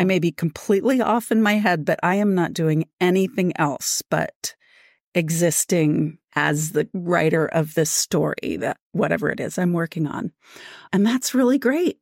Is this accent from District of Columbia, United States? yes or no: yes; Washington, District of Columbia, United States; moved away; also born or lived in rural Virginia; I'm originally from Washington, D C, and there are so many interesting things about Washington, D C, especially when I was growing up there